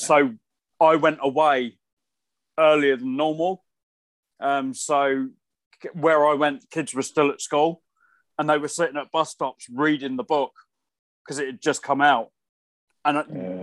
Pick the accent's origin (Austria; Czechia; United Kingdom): United Kingdom; hometown of the Warner Bros. Studio Tour, East of England; moved away; it was all filmed in my hometown, in the studio that's literally just up the road from where I grew up.